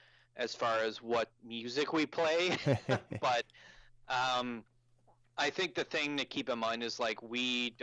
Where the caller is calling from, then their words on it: Halifax, Nova Scotia, Canada; I come in via Skype from Halifax.